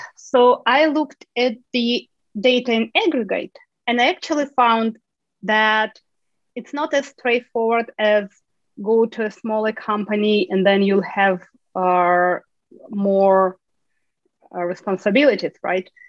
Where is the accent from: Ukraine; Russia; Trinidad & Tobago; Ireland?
Ukraine; moved away as an adult; now in United States; I'm originally from Ukraine